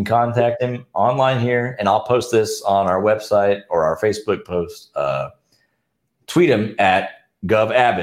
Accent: Houston, Texas, United States; we're from Houston

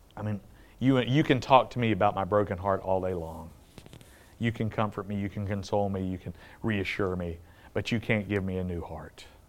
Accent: the South, United States; I grew up in the South

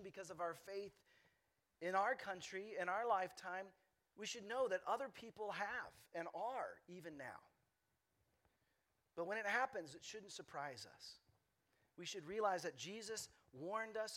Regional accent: Lubbock, Texas, United States; now in Austin, United States; When I was a kid growing up in Lubbock, Texas

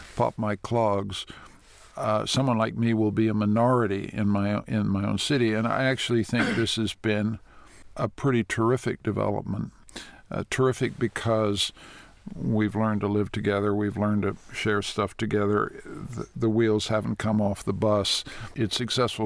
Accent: Toronto, Ontario, Canada; also born or lived in Washington / New York; the Toronto I grew up

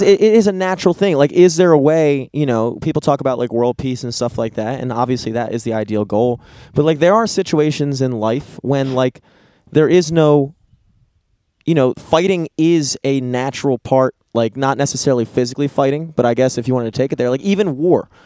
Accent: United States; growing up in America

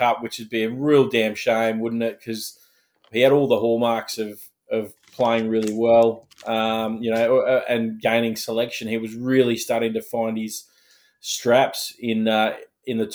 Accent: Queensland, Australia; as a Queenslander

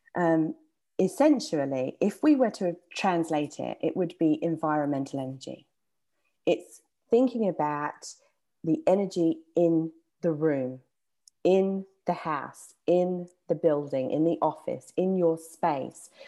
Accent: England, United Kingdom; accent: English; my English accent

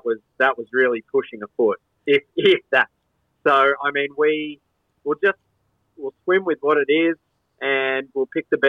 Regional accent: Cronulla, New South Wales, Australia; now in Central Coast, Australia; growing up in Cronulla

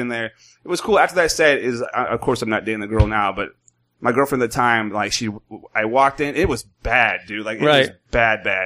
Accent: Modesto, California, United States; I'm from Modesto, California

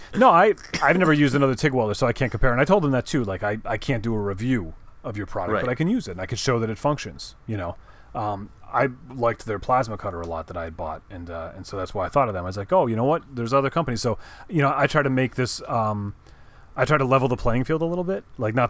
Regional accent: Massachusetts, United States; born there; Oh, yeah. I was born in Massachusetts. You know, I mean, can't help it.

